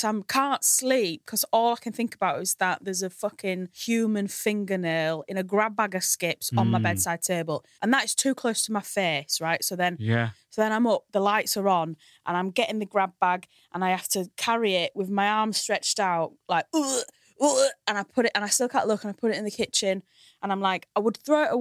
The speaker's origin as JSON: {"language": "English", "town": "Hull", "region": "Yorkshire and the Humber", "country": "United Kingdom", "moved": "yes", "lives_now": "London, United Kingdom", "said": "you might be able to tell from my accent, I come from Hull"}